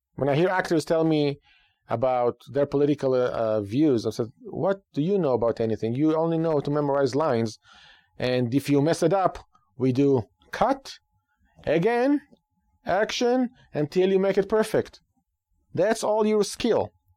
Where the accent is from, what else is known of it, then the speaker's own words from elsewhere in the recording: Israel; now in United States; Growing up in Israel